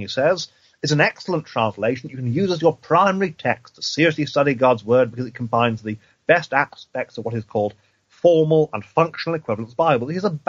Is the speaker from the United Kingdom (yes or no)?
yes; East of England, United Kingdom; also born or lived in Cheshire / London / Wales; Now, granted, I'm an Englishman, but I'm from Eastern England. I studied I did my degree in Cheshire, which is one part of England. I did my seminary training in London. I spent 6 months as an assistant pastor in Wales